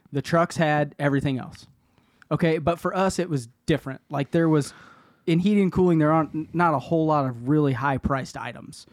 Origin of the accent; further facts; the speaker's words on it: Kansas City, Kansas, United States; Where I grew up in Argentine